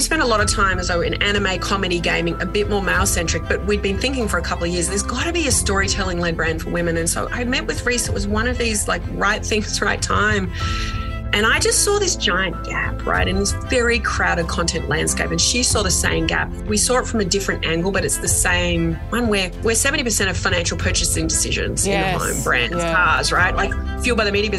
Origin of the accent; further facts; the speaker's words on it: Geelong, Victoria, Australia; moved away as an adult; I grew up in Geelong